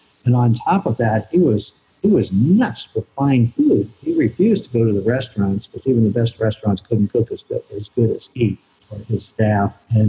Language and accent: English; Pittsburgh, Pennsylvania, United States; also born or lived in Ann Arbor, Michigan / Lexington, Massachusetts; So it's interesting because I was born in Ann Arbor and lived there for almost 6 years, and then moved to Lexington, Massachusetts for maybe 5 or 6 years, and then from there to Pittsburgh, Pennsylvania, where I finished high school days.